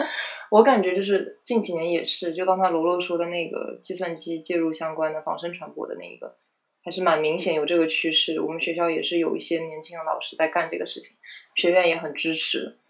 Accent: South Korea; Chinese is a second language; 啊，对我们，而且我们韩国人巨多，就一一一个届可能有六十个韩国留学生这样子，对。

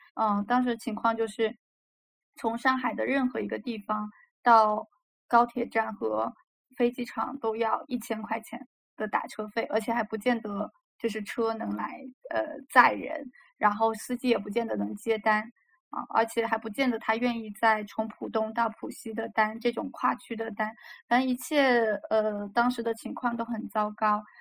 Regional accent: Fujian, China; also born or lived in Shanghai; now in Chengdu, China; 他们俩并不是我家乡福呃呃福建户籍的人

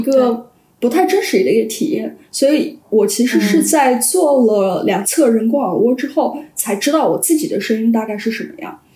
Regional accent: Sichuan, China; 因为我是四川人

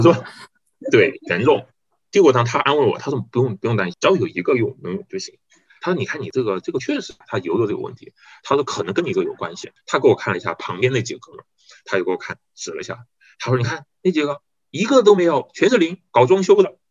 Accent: Guiyang, Guizhou, China; 我是八六年出生，然后我是贵州贵阳人，家里面有父母，还有，对，还有个姐姐

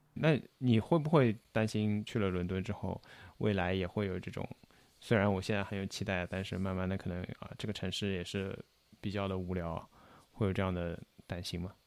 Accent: Shanghai, China; 我几乎没有长时间离开过上海

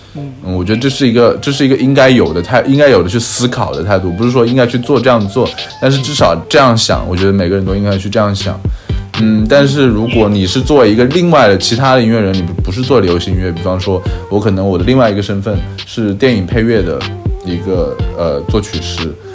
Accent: Changsha, Hunan, China; now in Shanghai, China; 像我故乡长沙

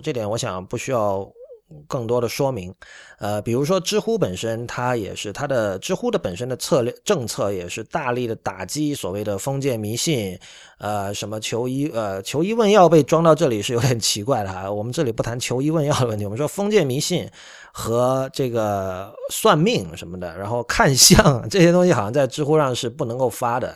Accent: Shenzhen, Guangdong, China; now in Japan; 因为我在深圳长大，所以由于离香港比较近，所以受到香港文化的影响还是比较深的

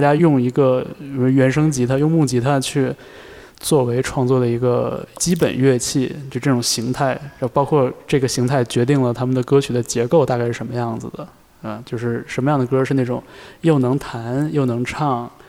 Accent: Northeast China, China; 我在东北长大嘛

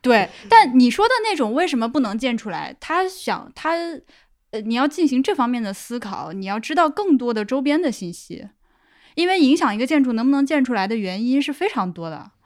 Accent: Laohekou, Hubei, China; moved away as an adult; 我那个说的是老口人

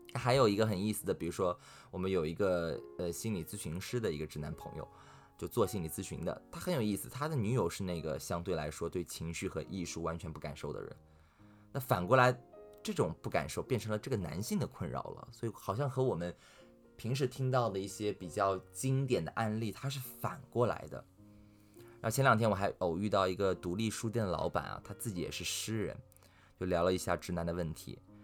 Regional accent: Shanghai, China; 在我们上海人的观念里面吧，没有哥们儿这两，这，这三个字儿

